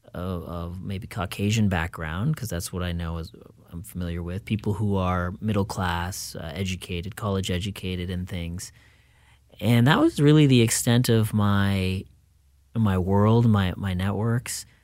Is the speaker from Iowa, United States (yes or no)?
yes; Fairfield, Iowa, United States; moved away; also born or lived in Minneapolis, United States; growing up in Fairfield, even though we were in a small rural community